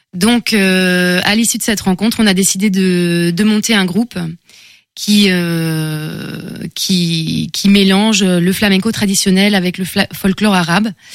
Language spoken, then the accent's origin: French; France; moved away; also born or lived in Seville, Spain; je suis française. J'ai de, des origines marocaines, mais oui, je suis française.